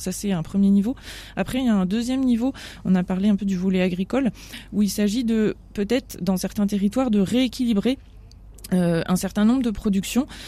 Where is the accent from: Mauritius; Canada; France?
France; nous en tant que Français